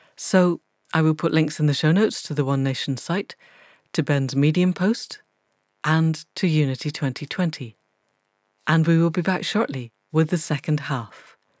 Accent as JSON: {"language": "English", "region": "Scotland", "country": "United Kingdom", "tie": "born or raised there", "said": "I grew up in Scotland"}